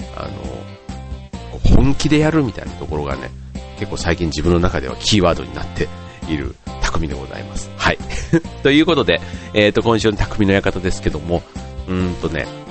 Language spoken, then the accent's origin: Japanese; Yao, Osaka, Japan; moved away; 僕らが大阪に住んでたからね。うん。だから、あの、僕の実家の近所に八尾空港っていうのがあったんですけど